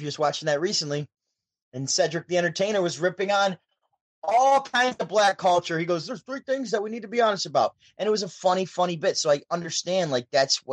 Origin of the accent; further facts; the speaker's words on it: Syracuse, New York, United States; I'm from Syracuse, New York. I'm like 5 to 6 hour drive away from New York City.